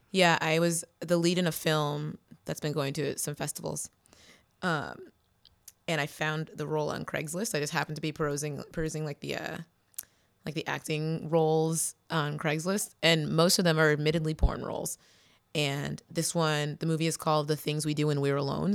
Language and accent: English; New Bedford, Massachusetts, United States; In New Bedford, Massachusetts.